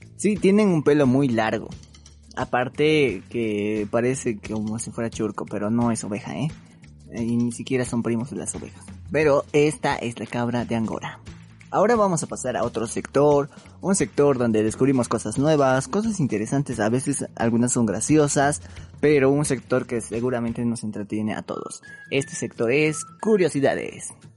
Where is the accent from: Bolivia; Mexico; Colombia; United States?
Bolivia; nosotros somos de Bolivia y tenemos un acento